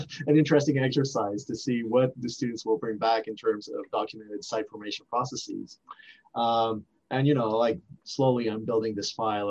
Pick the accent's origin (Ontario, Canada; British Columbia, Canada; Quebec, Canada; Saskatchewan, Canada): Quebec, Canada; Montreal; first language French; English is a second language; moved away as an adult; I grew up speaking French in this city, and I teach in French